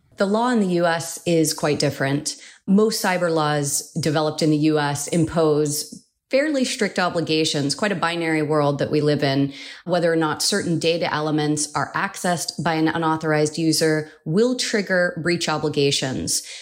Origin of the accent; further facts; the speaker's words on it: California, United States; California was the first state, and that's my home state where I was born and raised